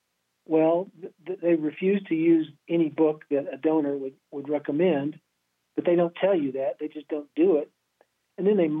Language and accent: English; Lexington, Kentucky, United States; Yeah, you know, I grew up in Lexington, Kentucky. My family was, my dad was Navy for 20 years. We moved around until I was about 12. And then we returned back to my parents' home, which is Kentucky.